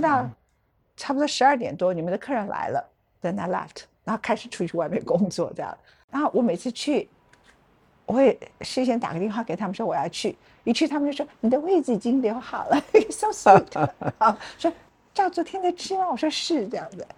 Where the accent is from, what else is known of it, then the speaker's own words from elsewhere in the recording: Luodong, Yilan County, Taiwan; 我是宜兰人，我是罗东人。那罗东还有我祖父，曾祖父的名字，跟他们的同乡